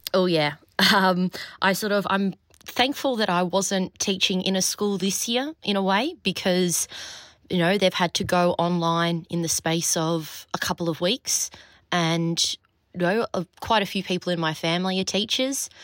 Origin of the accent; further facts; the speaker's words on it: Australia; moved away as an adult; also born or lived in Berlin, Germany; being in Berlin as an Australian who didn't have a European passport